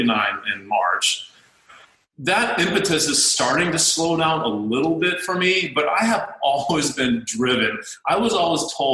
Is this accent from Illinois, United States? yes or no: no; North Dakota, United States; now in Fort Lauderdale, United States; I was born and raised in North Dakota